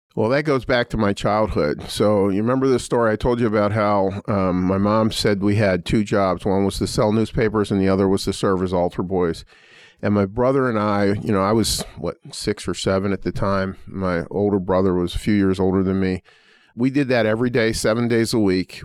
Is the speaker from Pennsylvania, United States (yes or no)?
yes; Pittsburgh, Pennsylvania, United States; born or raised there; now in Indiana, United States